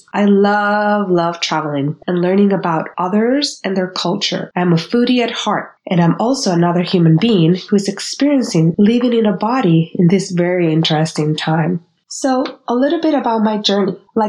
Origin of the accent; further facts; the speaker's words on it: Puerto Rico; first language Spanish; English is a second language; now in Los Angeles, United States; so I'm bilingual in Spanish and in English. And I'm also a bicultural psychologist because I was born and raised in the tropical island of Puerto Rico.